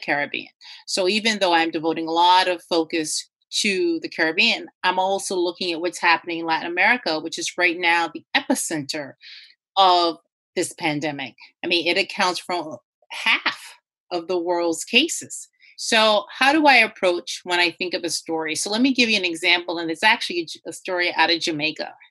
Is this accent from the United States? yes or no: no; Turks & Caicos Islands; I was born in the region. I was born in Turks and Caicos